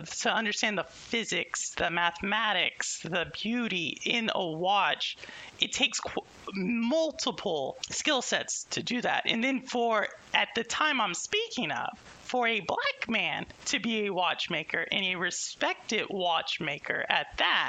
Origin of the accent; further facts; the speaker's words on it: Houston, Texas, United States; I'm from Houston